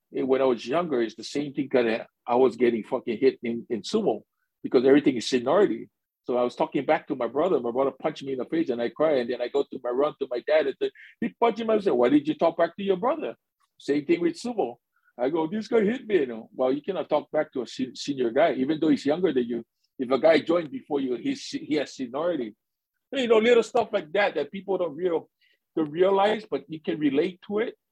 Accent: Hawaii, United States; moved away as an adult; now in Japan; born and raised in Hawaii

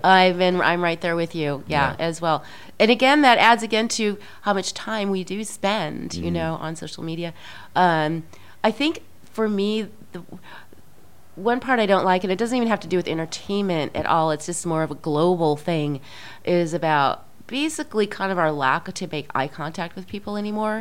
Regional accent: Midwest, United States; i'm very Midwesterner social kind of person

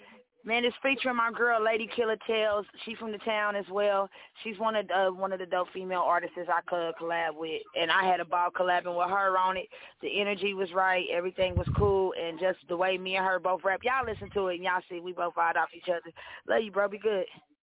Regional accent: Kansas City, Missouri, United States; I grew up on the east side of the city in Kansas City. I grew up off of 23rd Street, and I was raised down in Hilltop Townhomes, which is like the projects. So I grew up rough.

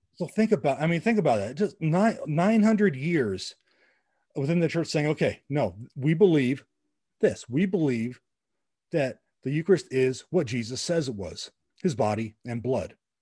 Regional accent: La Puente, California, United States; right down the street from where I grew up in La Puente, California

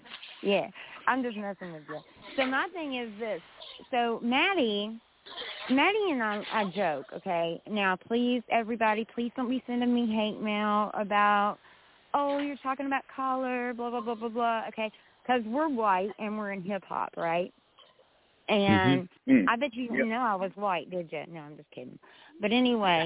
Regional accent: West Virginia, United States; I'm a little country girl. I'm white as hell, and I'm from West Virginia

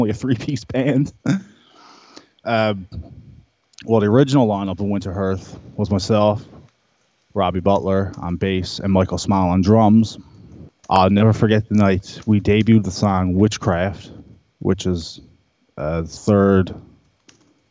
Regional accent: Bonavista, Newfoundland and Labrador, Canada; growing up in Bonavista, there's not really much access

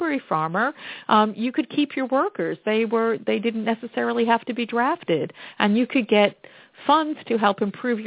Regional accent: Plymouth County, Massachusetts, United States; I grew up in Plymouth County in Massachusetts, and our leading agricultural crop is cranberries

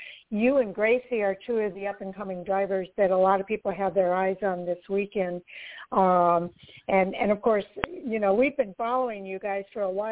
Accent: Midwest, United States; I'm from the Midwest here

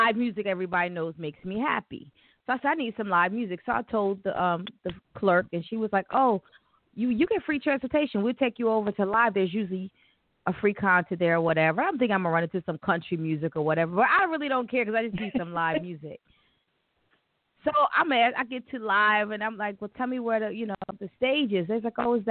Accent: Delaware, United States; I'm from Delaware.

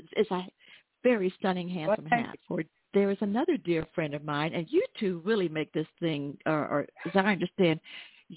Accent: Atlanta, Georgia, United States; my hometown, Atlanta, Georgia

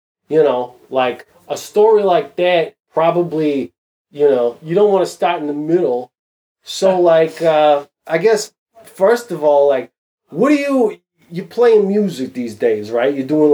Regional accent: United States; I'm an American

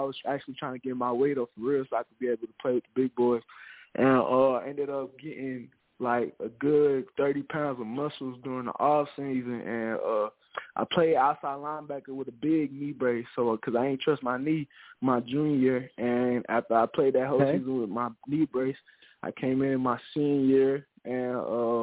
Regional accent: Winston-Salem, North Carolina, United States; I'm from Parkland High School, which is Salem, North Carolina

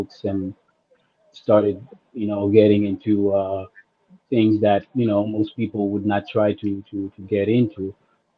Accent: Haiti; I grew up in Haiti

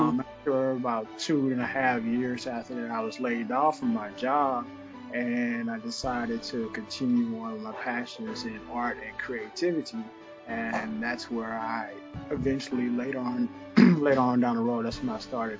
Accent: Texas, United States; now in Atlanta, United States; I'm an artist. I'm originally from Texas, but currently in Atlanta, Georgia.

